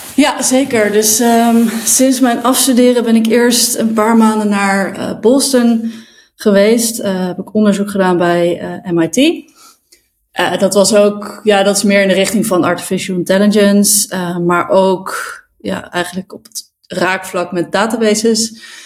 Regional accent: Zwolle, Overijssel, Netherlands; now in Amsterdam, Netherlands; ik kom uit Zwolle, daar ben ik geboren

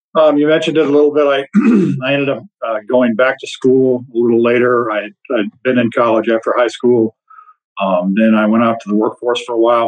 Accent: Iowa, United States; moved away as an adult; moved back to my home state of Iowa

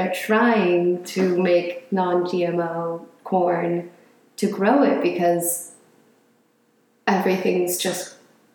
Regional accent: Colorado, United States; moved away; also born or lived in Southern California; when I was 9, my dad got a job out in Colorado, so we moved there, and I kind of grew up there.

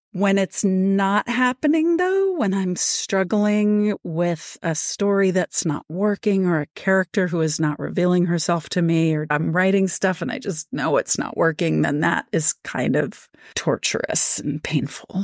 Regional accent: Washington, District of Columbia, United States; moved away; also born or lived in rural Virginia; I'm originally from Washington, D C, and there are so many interesting things about Washington, D C, especially when I was growing up there

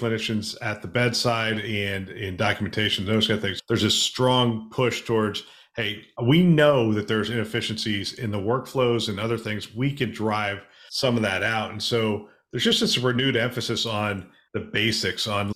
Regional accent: Pennsylvania, United States; I'm from Pennsylvania

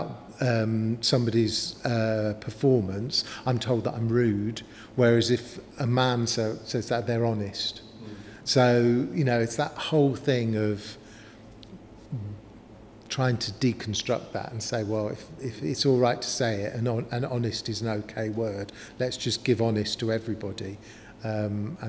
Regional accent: London, United Kingdom; moved away as an adult; now in Newcastle upon Tyne, United Kingdom; I'm originally from North London

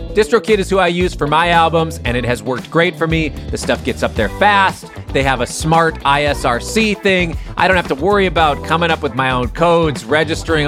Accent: Minneapolis, Minnesota, United States; I grew up in Minneapolis

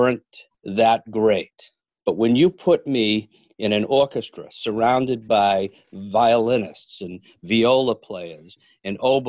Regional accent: Milford, Massachusetts, United States; I grew up in Milford, Mass

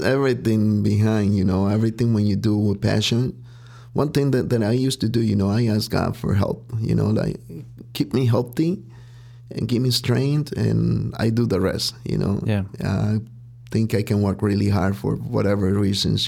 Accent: Huitzuco, Guerrero, Mexico; now in Chicago, United States; I was born and raised in Mexico, and there's really a small town called Huitzuco Guerrero.

